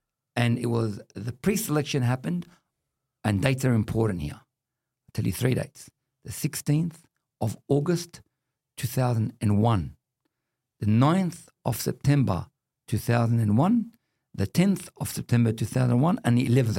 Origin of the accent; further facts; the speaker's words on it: Australia; I do not have conditional citizenship of this country. I'm Australian as anybody else.